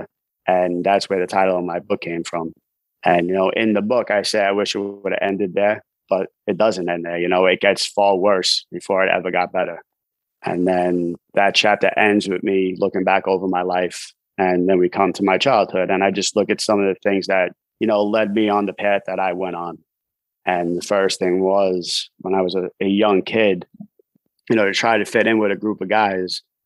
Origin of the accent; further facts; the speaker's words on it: New York City, New York, United States; also born or lived in Staten Island, New York; I'm from New York City. I grew up in Brooklyn, New York.